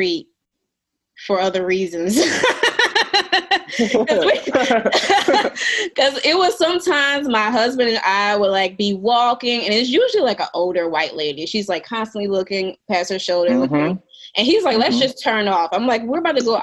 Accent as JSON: {"language": "English", "town": "New Orleans", "region": "Louisiana", "country": "United States", "tie": "born or raised there", "moved": "as an adult", "lives_now": "Jackson, United States", "said": "growing up in New Orleans, I was always in very black environments."}